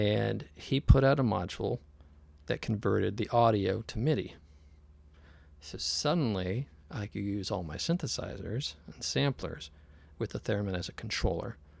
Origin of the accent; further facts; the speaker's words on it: San Jose, California, United States; also born or lived in Oakland; I grew up in the South Bay in San Jose